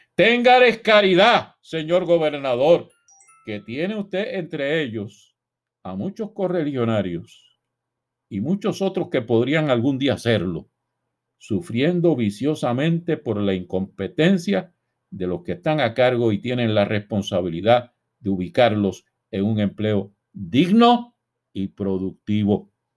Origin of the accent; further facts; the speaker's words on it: Puerto Rico; Somos todos los puertorriqueños